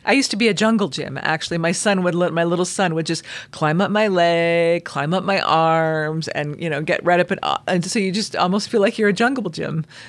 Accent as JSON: {"language": "English", "region": "Southern California", "country": "United States", "tie": "born or raised there", "moved": "yes", "lives_now": "Utah, United States", "said": "I grew up in Southern California"}